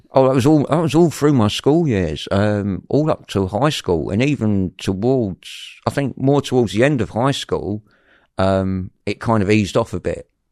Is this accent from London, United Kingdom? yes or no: yes; London, United Kingdom; I was brought up in West London